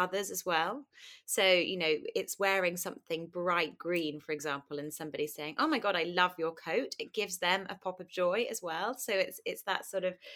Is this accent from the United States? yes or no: no; Kingston upon Thames, London, United Kingdom; I grew up in Kingston, southwest London.